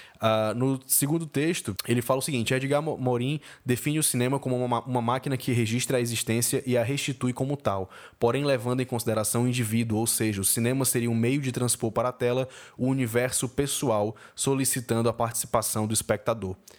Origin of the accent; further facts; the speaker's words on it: Fortaleza, Ceará, Brazil; eu estudei lá, sou de Fortaleza